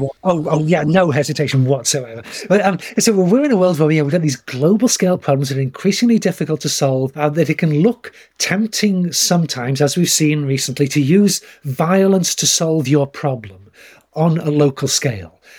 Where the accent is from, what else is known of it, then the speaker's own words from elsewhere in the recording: United Kingdom; moved away as an adult; I grew up in Britain, went to school there